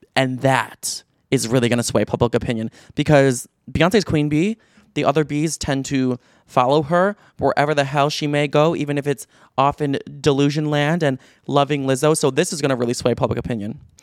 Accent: Chicago, Illinois, United States; moved away as an adult; now in Los Angeles, United States; I grew up in Chicago, like in the southwest suburbs of Chicago.

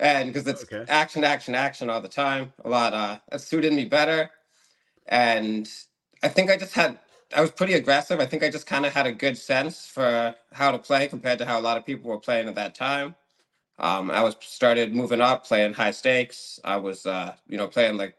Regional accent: outside of Boston, Massachusetts, United States; now in New York, United States; I grew up just outside of Boston.

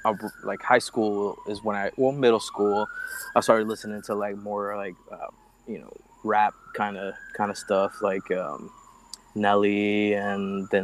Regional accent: Miami, Florida, United States; I was born and raised in Miami. I was born in Jackson Hospital.

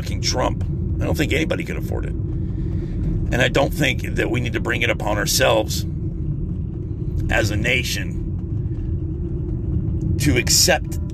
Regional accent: United States; also born or lived in Murphy, North Carolina; As an American

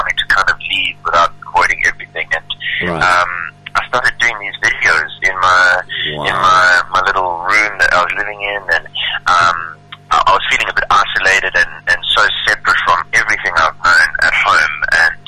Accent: Kloof, KwaZulu-Natal, South Africa; moved away as an adult; now in Johannesburg, South Africa; I was born and raised in Durban

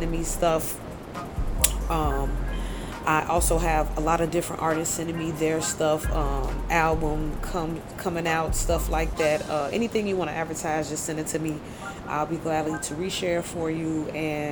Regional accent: Belize; from Belize

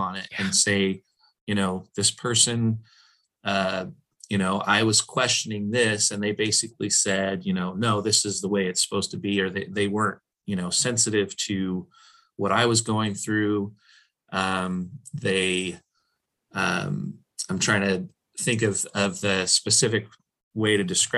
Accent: Portland, Oregon, United States; I'm from Portland

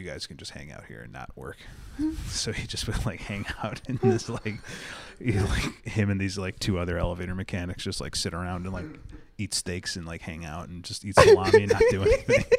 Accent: Chicago, Illinois, United States; I grew up in like 1970s Chicago

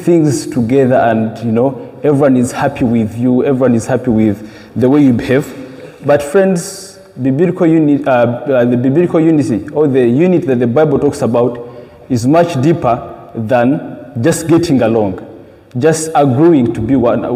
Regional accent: Uganda; moved away; I come from Uganda

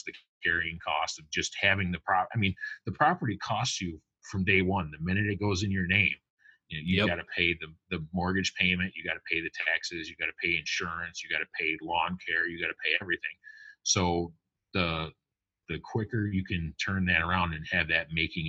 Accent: upstate New York, United States; I'm from New York, upstate, not down in the city.

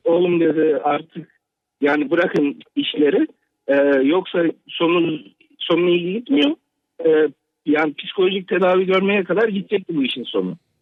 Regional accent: Ankara, Turkey; moved away as an adult; also born or lived in Kırıkkale; now in Toronto, Canada; Normalde Kırıkkale'liyim. Doğma büyüme Ankara'da yaşadım.

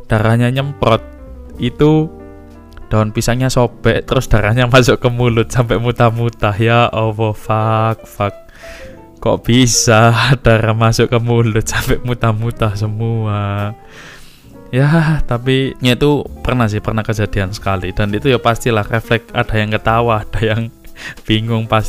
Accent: Tuban, East Java, Indonesia; kalau teman-teman sering manggil saya orang Tuban ya karena memang asal saya dari sana desa Tasik Madu penghasil belimbing

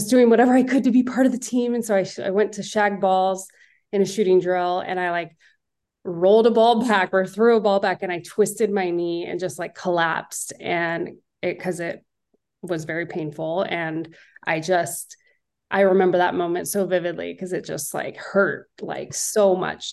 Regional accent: Northern California, United States; I'm from Northern California

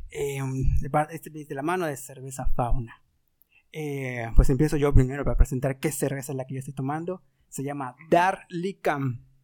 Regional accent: Mexico; como buen mexicano

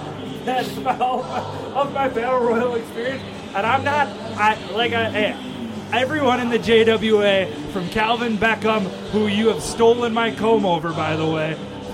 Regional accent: Milwaukee, Wisconsin, United States; I'm from the Milwaukee area

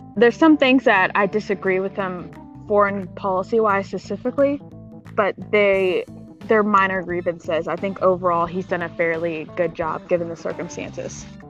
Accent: Texas, United States; I'm from Texas

